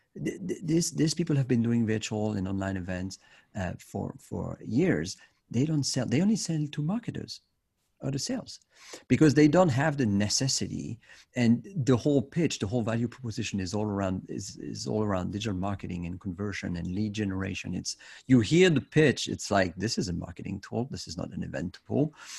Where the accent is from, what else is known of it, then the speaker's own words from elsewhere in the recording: Switzerland; in my home country in Switzerland